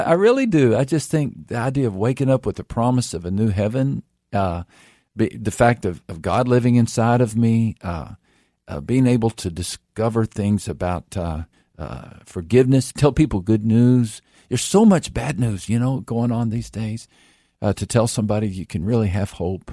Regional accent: Texas, United States; I grew up in Texas

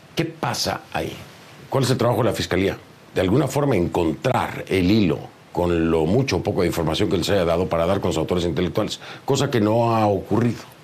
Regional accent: Mexico; como mexicano

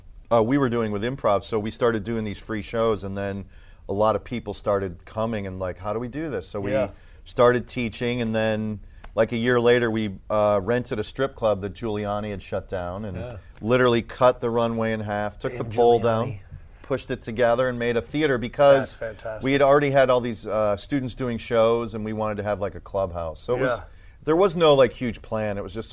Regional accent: Chicago, Illinois, United States; I was born on the South Side

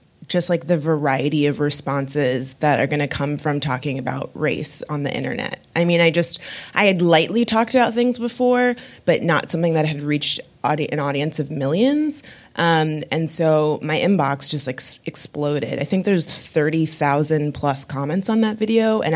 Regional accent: West Palm Beach, Florida, United States; also born or lived in Miami, Florida; growing up in West Palm Beach, Florida

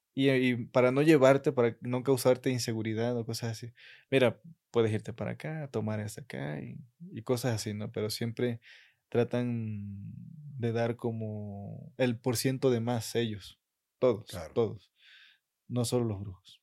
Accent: Catemaco, Veracruz, Mexico; yo sí estoy muy enamorado de mi pueblo

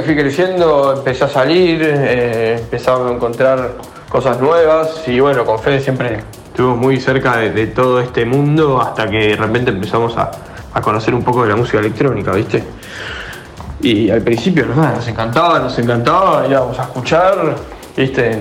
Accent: Buenos Aires, Argentina; also born or lived in Pilar; nací en Buenos Aires

